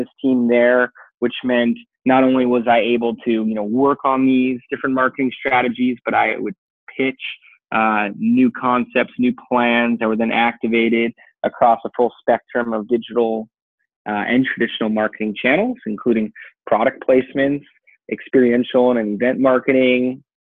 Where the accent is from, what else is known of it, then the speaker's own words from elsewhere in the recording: California, United States; I grew up here in California participating in action sports, snow, skate, surf